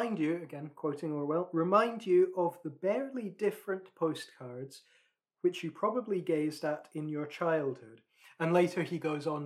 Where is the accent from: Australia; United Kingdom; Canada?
United Kingdom; Scotland; Speaking as a Scotsman